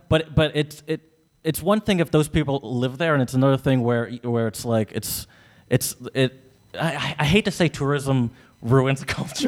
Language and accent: English; United States; I'm American